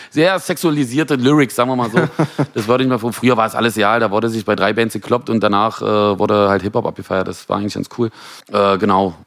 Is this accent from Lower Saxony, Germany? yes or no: no; Genthin, Saxony-Anhalt, Germany; moved away as an adult; now in Berlin, Germany; komme eigentlich aus dem Osten der Republik, äh, aus Güsen, Gentin